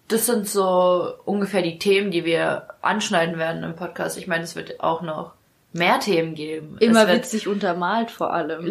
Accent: Ukraine; now in Germany; ich komme aus der Ukraine.

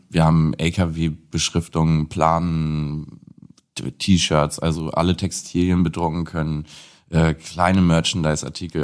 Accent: Lüneburg, Lower Saxony, Germany; komme gebürtig aus Lüneburg, das ist 40 Kilometer ungefähr von Hamburg entfernt. Ähm, habe dort da meine Jugend und mein Aufwachsen verbracht

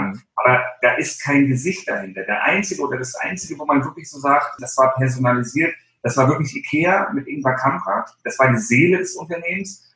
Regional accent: Baltic Sea coast, Germany; Ich bin an der Ostsee groß geworden, also ich bin so ein Klippenkotzer

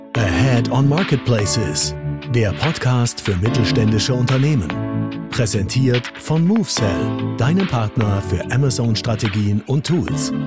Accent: Kiel, Schleswig-Holstein, Germany; ich will mich als Kieler nicht beschweren

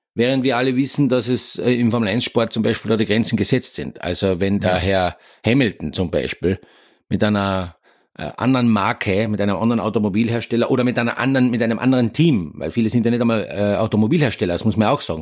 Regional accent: Austria; bei uns in Österreich

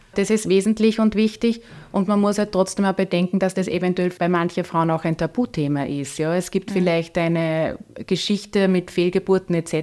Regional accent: Upper Austria, Austria; ich, wohne in dem Ort, wo ich aufgewachsen bin.

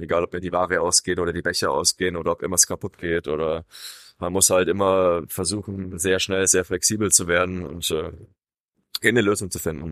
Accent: Swabia, Germany; moved away; in einem schwäbischen Raum, wo ich herkomme

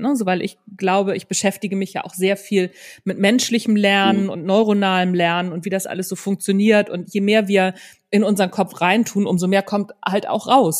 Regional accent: Northern Germany, Germany; Also ich komme ja aus Norddeutschland

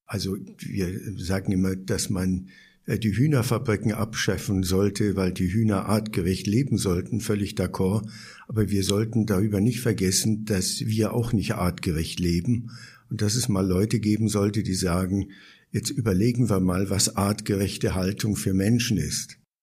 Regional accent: Bavaria, Germany; also born or lived in Berlin; now in Chiang Mai, Thailand; Ich bin ja so in den Nachkriegsjahren aufgewachsen

